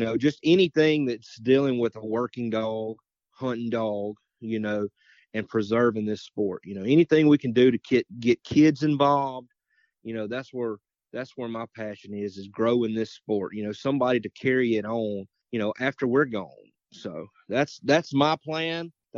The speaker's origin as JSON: {"language": "English", "town": "Morton", "region": "Mississippi", "country": "United States", "said": "I'm from Morton, Mississippi. I'm 42 years old."}